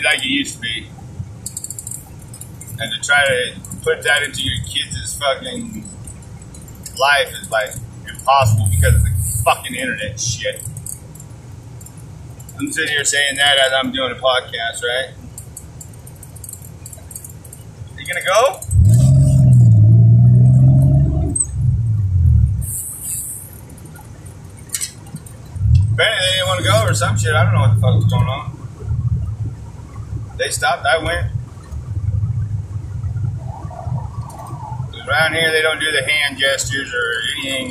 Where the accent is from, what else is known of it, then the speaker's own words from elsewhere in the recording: United States; I'm an American